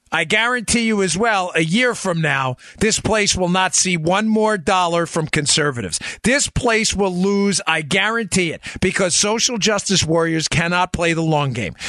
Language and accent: English; Florida, United States; my home state of Florida